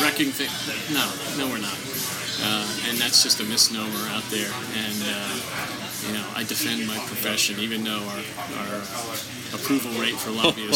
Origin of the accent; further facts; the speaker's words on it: just outside Ocean City, New Jersey, United States; moved away as an adult; now in Washington, United States; I grew up just outside Ocean City, New Jersey